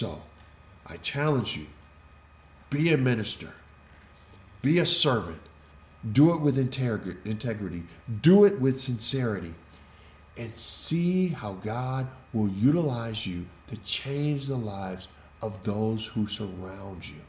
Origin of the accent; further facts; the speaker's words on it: West Coast, United States; I grew up on the West Coast